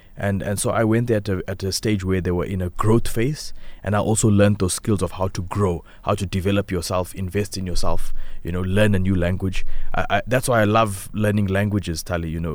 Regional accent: South Africa; I say that I'm from South Africa

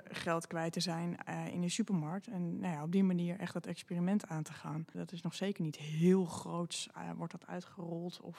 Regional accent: Amsterdam, North Holland, Netherlands; ik kom van de Wallen, ik kan niet eens een balkon.

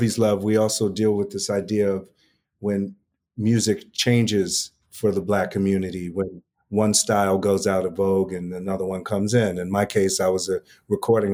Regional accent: New York City, New York, United States; also born or lived in Upper West Side, New York City; I grew up in Harlem across the street from Kumo D

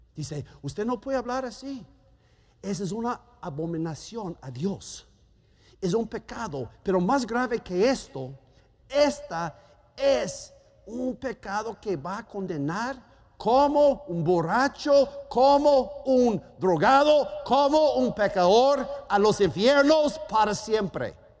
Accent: Germany; Spanish is a second language; moved away; Yo soy alemán

